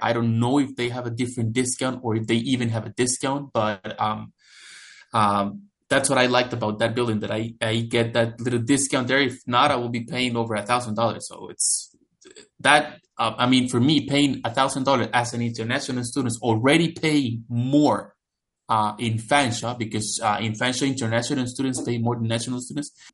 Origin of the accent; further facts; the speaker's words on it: El Salvador; moved away as an adult; now in London, Canada; I grew up in El Salvador, which is a country located in Central America, right below Mexico.